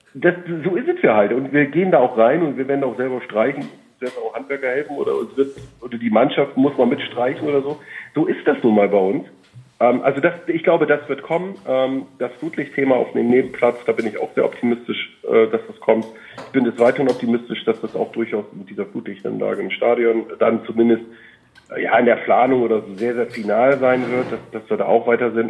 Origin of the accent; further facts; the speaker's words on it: Bremen, Germany; moved away; in meiner Geburtsstadt, Geburtsstadt äh, wohnhaft, also in Bremen